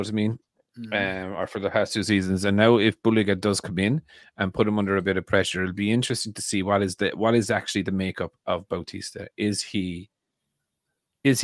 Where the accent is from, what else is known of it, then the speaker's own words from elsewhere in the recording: Ireland; I'm very Irish